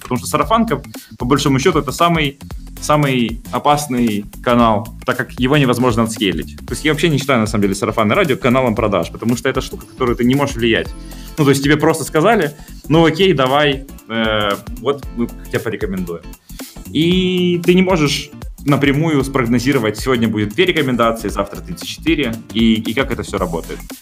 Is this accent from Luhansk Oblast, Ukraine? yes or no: no; Zaporizhzhia, Zaporizhzhia Oblast, Ukraine; now in Kyiv, Ukraine; Я родился в прекрасном городе Запорожье, э, но родители переехали в Киев